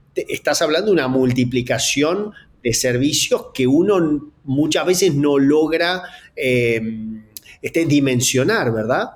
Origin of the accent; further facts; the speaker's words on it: Gualeguaychú, Entre Ríos, Argentina; soy de Argentina, nací en un lugar llamado Gualeguaychú, en la provincia de Entre Ríos